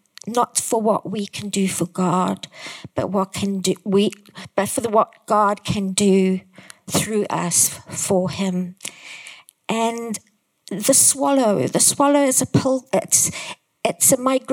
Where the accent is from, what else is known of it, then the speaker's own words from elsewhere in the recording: Zimbabwe; I come from Zimbabwe